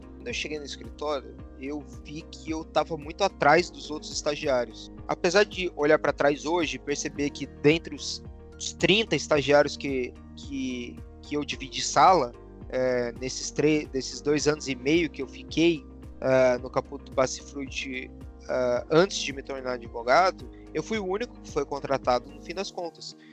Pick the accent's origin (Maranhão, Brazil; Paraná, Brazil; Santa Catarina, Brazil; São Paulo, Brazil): Paraná, Brazil; Curitiba; moved away as an adult; eu sou de Curitiba, morei em Curitiba a minha vida inteira